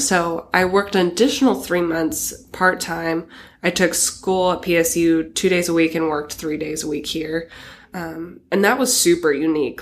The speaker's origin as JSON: {"language": "English", "town": "Astoria", "region": "Oregon", "country": "United States", "tie": "born or raised there", "moved": "yes", "said": "I grew up in Astoria, Oregon"}